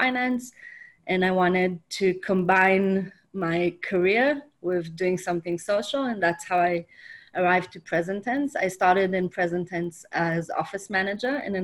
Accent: Jerusalem, Jerusalem District, Israel; I'm born and raised in Jerusalem

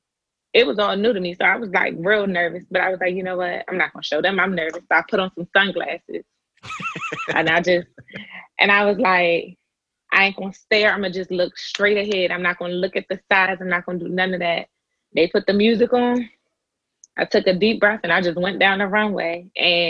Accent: Fort Washington, Maryland, United States; I was raised in Fort Washington.

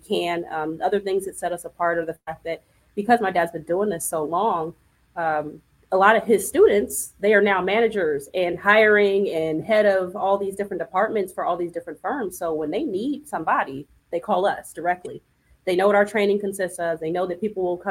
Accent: California, United States; moved away as an adult; also born or lived in Memphis, Tennessee; I'm a Cali girl. I'm from the West Coast

